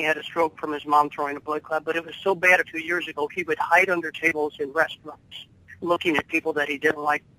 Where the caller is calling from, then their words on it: St. Louis, Missouri, United States; I am from St. Louis.